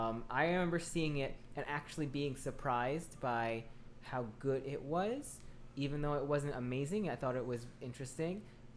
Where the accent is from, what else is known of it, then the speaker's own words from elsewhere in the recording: Oklahoma, United States; I am from the Midwest. I've been born and raised in Oklahoma.